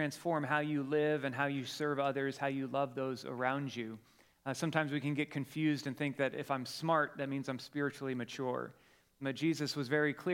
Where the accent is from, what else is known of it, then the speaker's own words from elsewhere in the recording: Colorado, United States; moved away; we're from Colorado